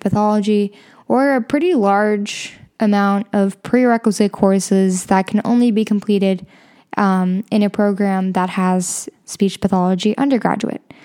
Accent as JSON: {"language": "English", "town": "Chicago", "region": "Illinois", "country": "United States", "said": "I'm from Chicago"}